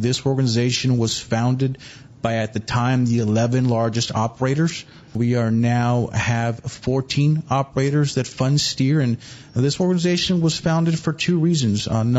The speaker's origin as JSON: {"language": "English", "town": "Kingsville", "region": "Texas", "country": "United States", "tie": "born or raised there", "also_born_or_lived": "Corpus Christi / Houston", "moved": "as an adult", "lives_now": "San Antonio, United States", "said": "I was born and raised in South Texas in Kingsville. So being a native of South Texas"}